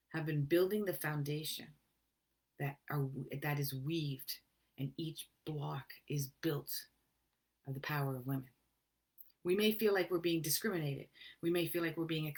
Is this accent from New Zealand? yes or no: no; Canada; I'm a Canadian